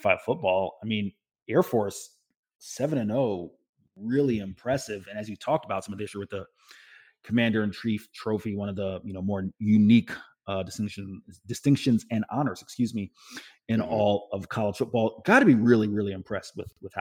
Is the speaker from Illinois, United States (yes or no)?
no; Tampa, Florida, United States; my hometown of Tampa